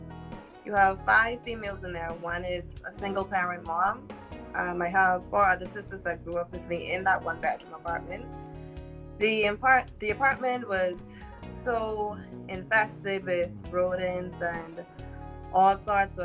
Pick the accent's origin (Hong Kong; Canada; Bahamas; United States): Bahamas; Grew up in the inner city too, in the Bahamas